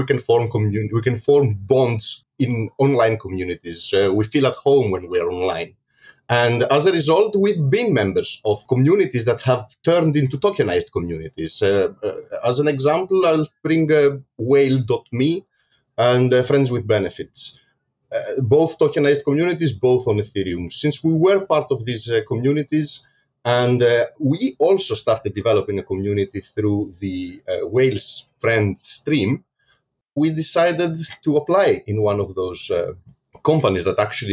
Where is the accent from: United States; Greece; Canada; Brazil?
Greece; from Greece.